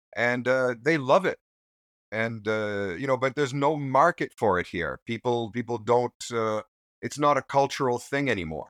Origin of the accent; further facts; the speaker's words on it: Newfoundland and Labrador, Canada; moved away as an adult; now in Japan; I'm originally from Newfoundland in eastern Canada